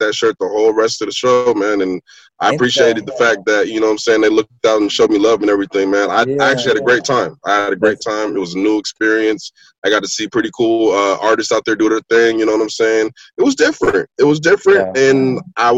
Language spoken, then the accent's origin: English; Lynwood, California, United States; I was born in Linwood